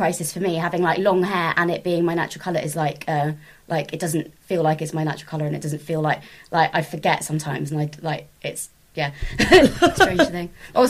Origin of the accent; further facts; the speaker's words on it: Swindon, South West England, United Kingdom; also born or lived in Plymouth; I was from Swindon, and then I was, I started open micing in Plymouth, and then moved back to Swindon